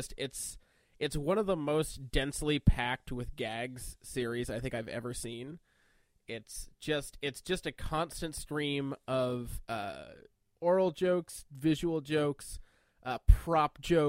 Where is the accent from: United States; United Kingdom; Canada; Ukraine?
Canada; I'm Canadian.